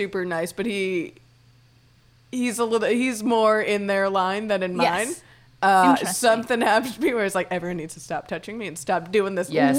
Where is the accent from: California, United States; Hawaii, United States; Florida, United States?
Florida, United States; Miami; where I grew up in Miami, it's a very Latin culture.